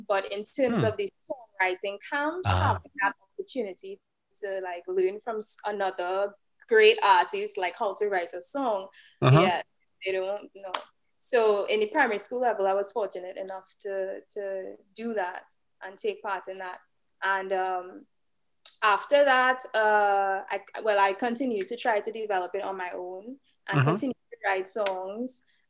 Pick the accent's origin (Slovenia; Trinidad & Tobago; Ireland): Trinidad & Tobago; Trinidad and Tobago, yeah.